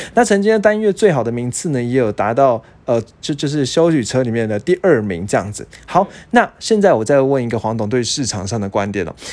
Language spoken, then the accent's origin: Chinese; Taiwan; 我们台湾人